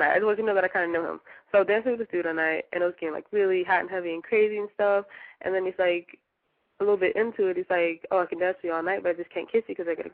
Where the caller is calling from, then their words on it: Philadelphia, Pennsylvania, United States; I'm um, 17, and I'm from Philadelphia.